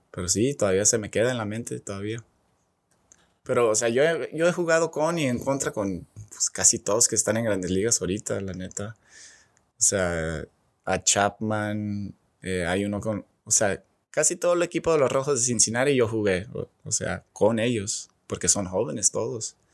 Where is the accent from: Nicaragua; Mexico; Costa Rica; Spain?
Mexico; Y pues ahí empecé la plática que pues que sí soy mexicano, bueno, pocho, pero o sea, sí puedo jugar como mexicano